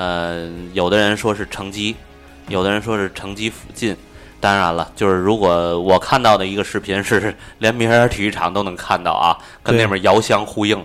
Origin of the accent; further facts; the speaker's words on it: Tianjin, China; accent: Tianjin dialect; 对于我们这个城市来讲，我们的家乡